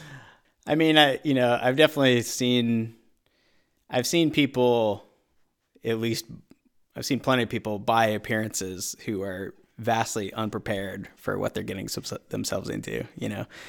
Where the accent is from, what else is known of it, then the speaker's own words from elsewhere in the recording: Hampden, Maine, United States; moved away as an adult; also born or lived in upstate New York / Georgia; now in Vermont, United States; I grew up just outside of Bangor in Hamden